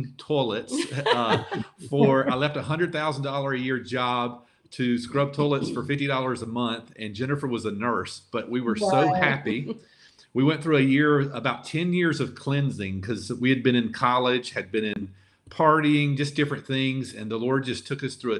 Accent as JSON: {"language": "English", "region": "Lower Alabama", "country": "United States", "also_born_or_lived": "Montgomery, Alabama", "moved": "as an adult", "lives_now": "San Francisco, United States", "said": "we're from Lower Alabama, and so our accent hurts us in some ways and helps us in some ways here"}